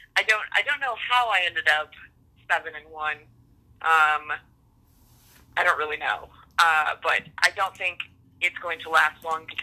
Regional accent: Wisconsin, United States; moved away as an adult; also born or lived in Minnesota; I'm from Wisconsin, but I did not go to the University of Wisconsin. I went to the University of Minnesota.

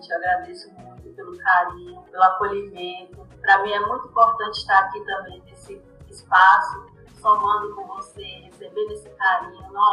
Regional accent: Salvador, Bahia, Brazil; moved away as an adult; now in São Paulo, Brazil; Eu sou de Salvador, da periferia de Salvador.

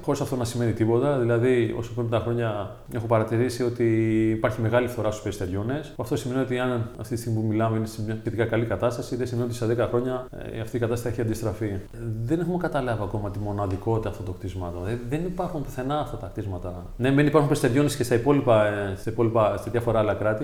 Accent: Athens, Attica, Greece; moved away as an adult; now in Tinos, Greece; μεγάλωσα στην Αθήνα, συγκεκριμένα στον Άγιο Δημήτριο

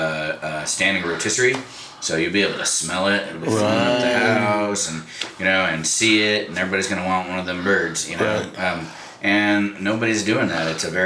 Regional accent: Albuquerque, New Mexico, United States; moved away as an adult; also born or lived in San Francisco Bay Area; I was born and raised in Albuquerque.

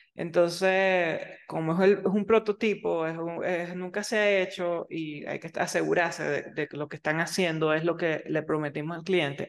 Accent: Venezuela; now in United States; yo soy venezolana

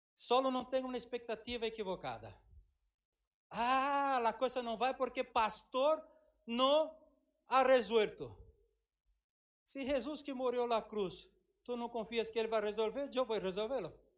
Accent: Brazil; now in Madrid, Spain; eu falei que era brasileiro, cristiano.

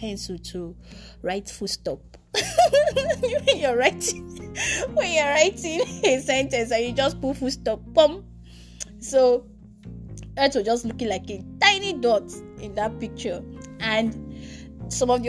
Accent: Nigeria; my nationality as a Nigerian, being in Africa

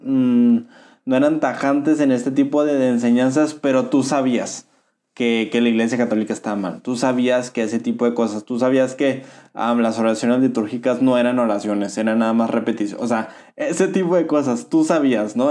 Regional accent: Mexico; como mexicanos

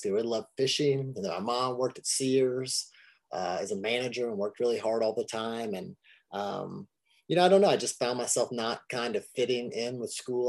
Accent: Kentucky, United States; here I'm this kid from Kentucky

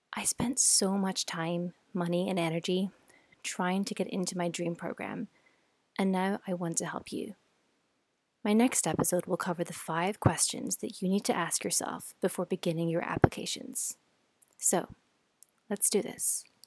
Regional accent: Scotland, United Kingdom; moved away as an adult; also born or lived in New York City, United States; now in California, United States; I was born and raised in Scotland. You might be able to hear my accent

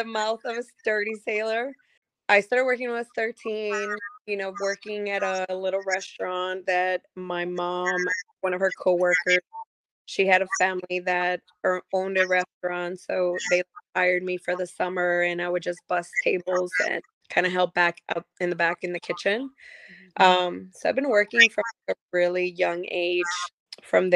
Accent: Chicago, Illinois, United States; moved away as an adult; also born or lived in Mexico; now in North Carolina, United States; When I was 3 years, my mom brought me to America, to Chicago. So I was raised in Chicago

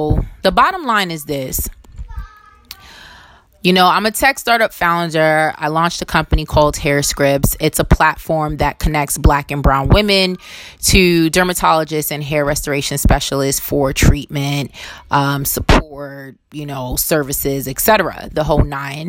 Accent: New York City, New York, United States; I was born in Brooklyn, New York. And while I didn't choose to be born here, I have chosen through my different whatever to kind of stay here.

